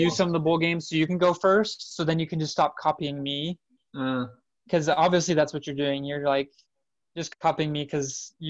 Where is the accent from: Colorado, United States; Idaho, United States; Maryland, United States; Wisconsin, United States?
Idaho, United States; Boise; my hometown bowl game.